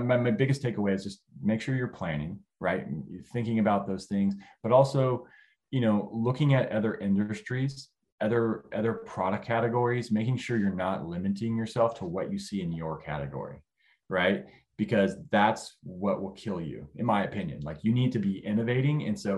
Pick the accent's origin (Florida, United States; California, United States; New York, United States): California, United States; moved away as an adult; now in Northwest Arkansas, United States; I'm originally from California. So I moved to Northwest Arkansas